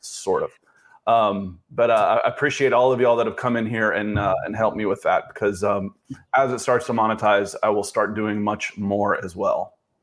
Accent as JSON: {"language": "English", "region": "the South", "country": "United States", "also_born_or_lived": "Manhattan, New York", "moved": "yes", "said": "I'm from the South"}